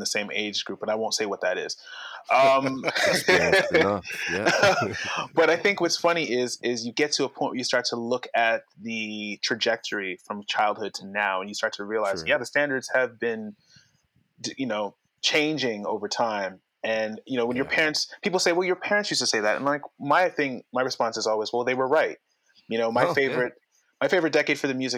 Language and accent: English; Toronto, Ontario, Canada; I was from Scarborough